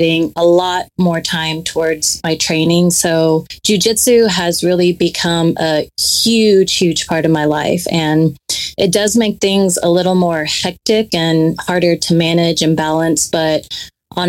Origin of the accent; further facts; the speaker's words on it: Dallas, Texas, United States; also born or lived in Oklahoma State / Houston; I currently live in the North Dallas area and was actually born and raised in Dallas